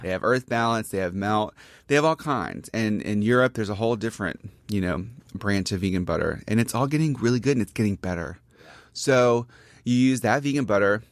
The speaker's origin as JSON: {"language": "English", "town": "Gulfport", "region": "Mississippi", "country": "United States", "also_born_or_lived": "Jackson, Mississippi / New York", "moved": "as an adult", "said": "I'm from Gulfport, which is on the coast"}